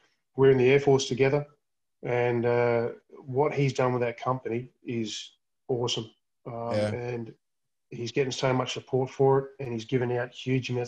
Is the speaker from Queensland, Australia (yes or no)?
yes; Queensland, Australia; now in South Australia, Australia; I'm a Queenslander living in South Australia.